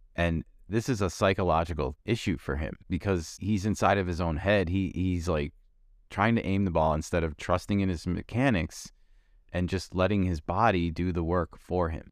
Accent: Chicago, Illinois, United States; born and raised in Chicago

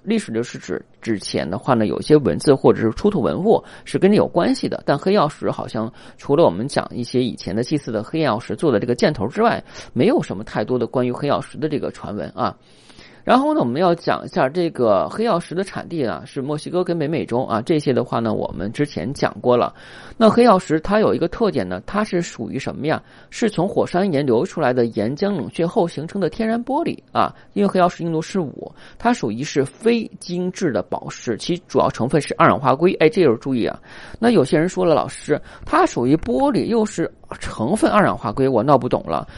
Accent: China; 我们中国人的话呢，如果你要望往长套红色，也可以起到保护色

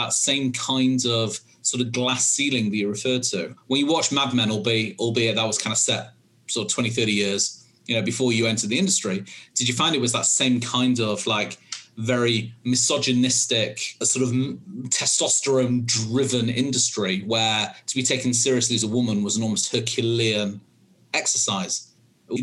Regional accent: United Kingdom; moved away; in the UK, where you can probably tell from my accent, that's where I'm from originally.

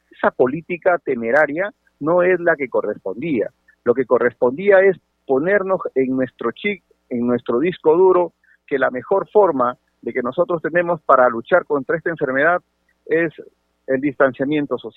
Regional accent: Sechura, Piura, Peru; Yo soy de Sechura, mi querida provincia de Sechura hoy día cumple 27 años de elevación a la categoría de provincia. Es la provincia más joven de mi querida región Piura.

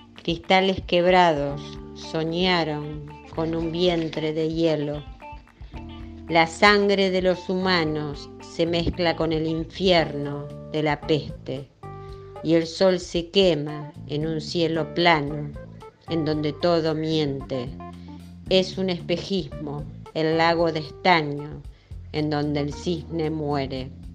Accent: Rosario, Santa Fe, Argentina; soy una poeta de Rosario

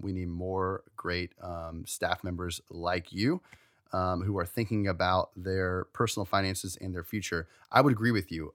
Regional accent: Maryland, United States; we're from Maryland

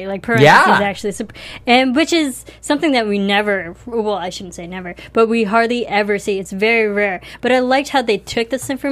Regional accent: Midwest, United States; I'm from the Midwest

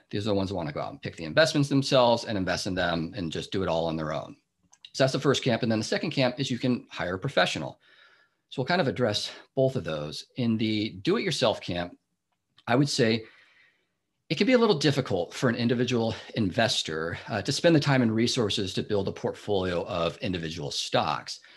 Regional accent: Seattle, Washington, United States; moved away as an adult; now in Bay Area, United States; I grew up in the Seattle area

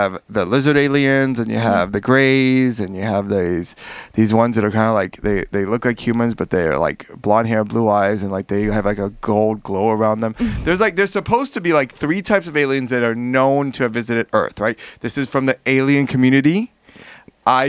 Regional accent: Miami, Florida, United States; now in Indiana, United States; when I moved to Indiana, I'm originally from Miami

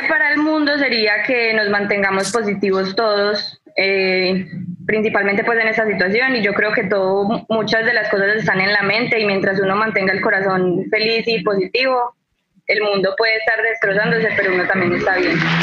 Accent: Medellín, Antioquia, Colombia; accent: paisa; soy de Medellín, entonces a nosotros nos dicen los paisas

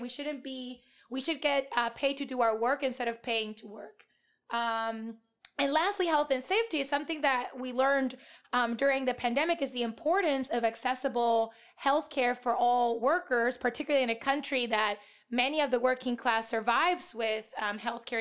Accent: Puerto Rico; moved away as an adult; now in United States; I was born and raised in Puerto Rico, which is a colony of the U S.

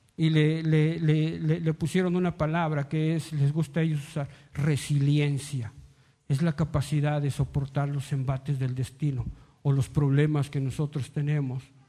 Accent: Mexico

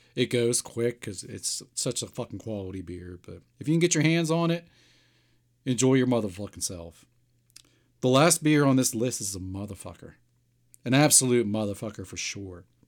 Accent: Pittsburgh, Pennsylvania, United States; born or raised there

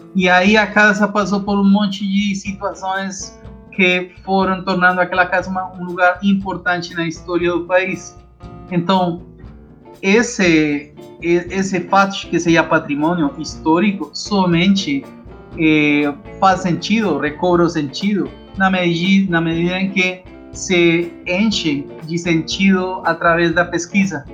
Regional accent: Bogotá, Colombia; Portuguese is a second language; moved away as an adult; now in Rio de Janeiro, Brazil; Eu sou da Colômbia, sou bogotano

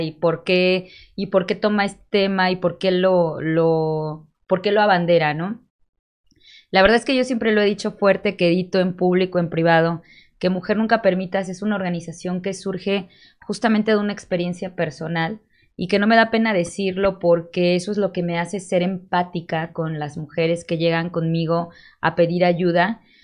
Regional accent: Cuautla, Morelos, Mexico; now in Cuernavaca, Mexico; soy orgullosamente nacida en Cuautla, pero ahorita radico en Cuernavaca

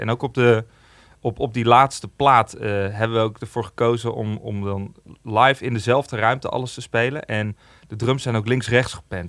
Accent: Amersfoort, Utrecht, Netherlands; in Amersfoort, waar ik vandaan kom.

